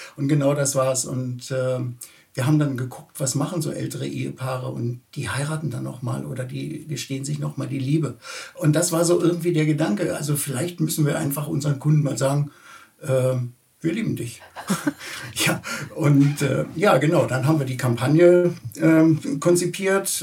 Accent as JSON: {"language": "German", "region": "Berlin", "country": "Germany", "tie": "born or raised there", "said": "ich bin tatsächlich in Berlin Tempelhof geboren und äh, lebe auch äh, eigentlich mein ganzes Leben in Berlin"}